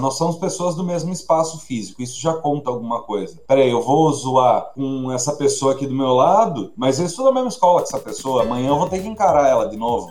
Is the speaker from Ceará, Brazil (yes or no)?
no; Sorocaba, São Paulo, Brazil; Eu sou de Sorocaba